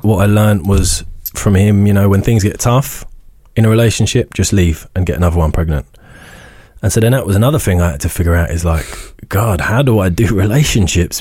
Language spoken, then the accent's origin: English; Isleworth, London, United Kingdom; moved away; also born or lived in Northern Ireland; we grew up on Ivory Bridge Council Estate in Isleworth